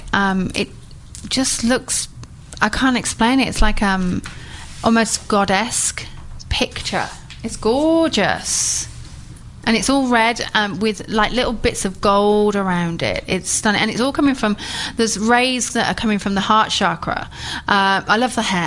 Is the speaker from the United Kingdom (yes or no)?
yes; England, United Kingdom; We're English